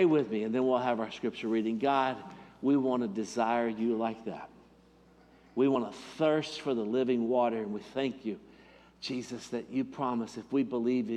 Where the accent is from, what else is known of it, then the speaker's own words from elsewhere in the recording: Sand Mountain, Alabama, United States; I'm from Sand Mountain